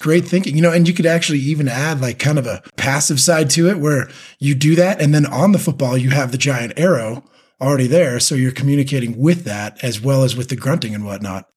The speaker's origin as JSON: {"language": "English", "region": "California", "country": "United States", "said": "being a Californian, and a Californian teacher"}